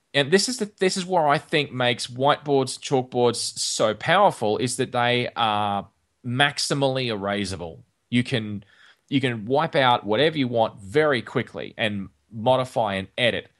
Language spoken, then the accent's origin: English; Australia; when I was growing up in Australia